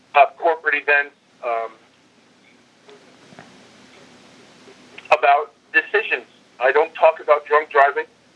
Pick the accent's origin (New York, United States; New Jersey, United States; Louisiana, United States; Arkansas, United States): New Jersey, United States; moved away; that small town I grew up in New Jersey